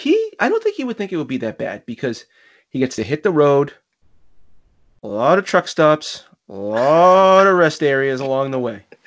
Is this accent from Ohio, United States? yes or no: no; Rockland, Massachusetts, United States; It's my hometown.